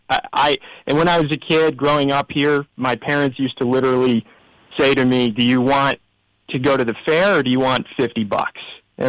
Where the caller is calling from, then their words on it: Syracuse, New York, United States; I am calling from a sleepy western suburb of Syracuse, New York.